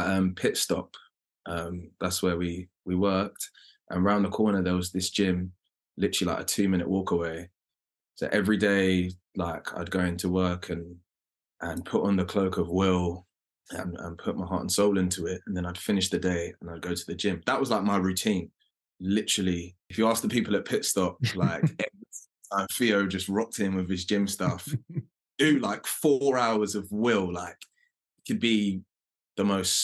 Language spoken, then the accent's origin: English; London, United Kingdom; accent: London; my London accent